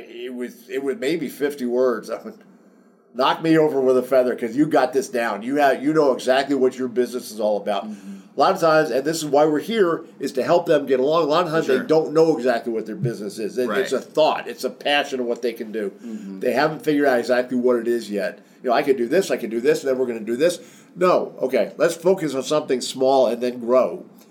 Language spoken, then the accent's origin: English; New Jersey, United States; I grew up in New Jersey. I talk kind of fast sometimes. It's not all Southern. I've been in the South a long time, but it's not all Southern.